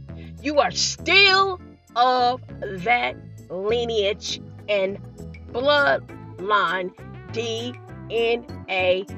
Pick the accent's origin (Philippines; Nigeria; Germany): Nigeria; We're both Nigerian.